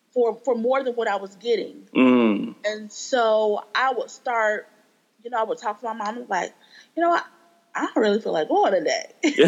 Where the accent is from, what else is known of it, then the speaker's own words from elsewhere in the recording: Akron, Ohio, United States; now in Charlotte, United States; Okay, I am from Ohio, Akron, Ohio. I currently live in Charlotte, North Carolina. I've been in Charlotte since like 2004.